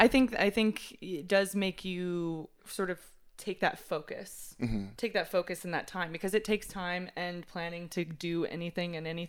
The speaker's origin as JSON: {"language": "English", "region": "Texas", "country": "United States", "moved": "yes", "lives_now": "New York City, United States", "said": "So I'm from Texas originally"}